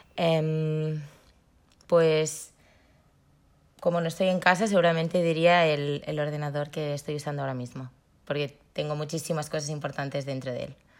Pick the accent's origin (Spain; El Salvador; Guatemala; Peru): Spain; Barcelona, Catalonia; Soy de Barcelona